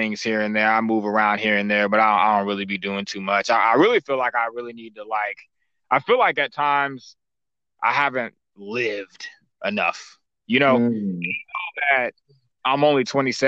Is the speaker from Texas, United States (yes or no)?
yes; Dallas, Texas, United States; from Dallas